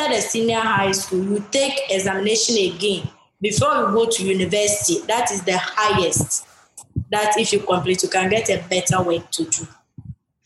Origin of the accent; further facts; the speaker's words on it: Ghana; When I was in my hometown, I don't go to school, and I didn't even know how to read